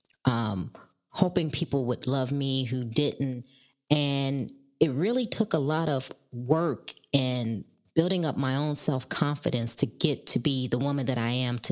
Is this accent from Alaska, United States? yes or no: no; Chicago, Illinois, United States; I was born and raised in Chicago